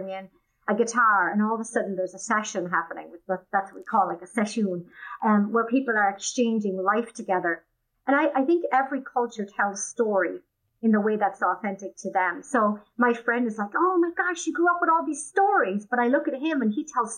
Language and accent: English; Wicklow Mountains, County Wicklow, Ireland; moved away as an adult; now in United States; I grew up in Ireland in a small village in the Wicklow Mountain area, quite rural